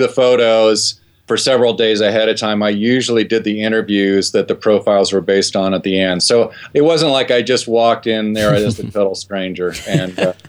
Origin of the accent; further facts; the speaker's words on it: Ohio, United States; I grew up in Ohio